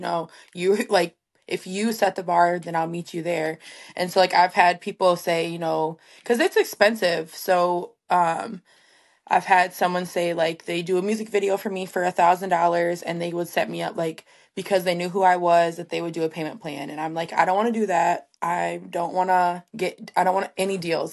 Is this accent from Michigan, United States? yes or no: yes; Three Rivers, Michigan, United States; also born or lived in Kalamazoo, Michigan; my hometown, Three Rivers